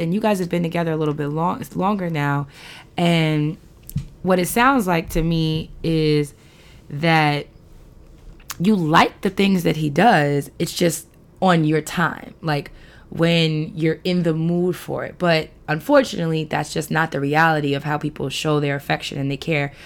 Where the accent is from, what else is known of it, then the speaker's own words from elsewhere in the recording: New York City, New York, United States; moved away as an adult; now in Baltimore area, United States; all these years growing up in New York, me living near the Belmont Race Park